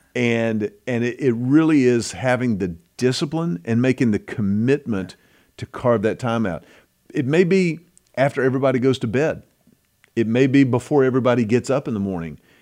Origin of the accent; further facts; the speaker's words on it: United States; I'm American